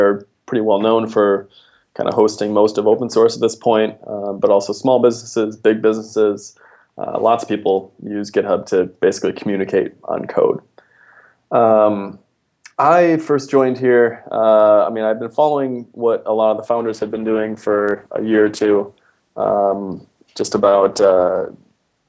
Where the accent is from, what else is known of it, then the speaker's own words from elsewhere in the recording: Fargo, North Dakota, United States; moved away as an adult; also born or lived in Pittsburgh; now in San Francisco, United States; I grew up in Fargo, North Dakota.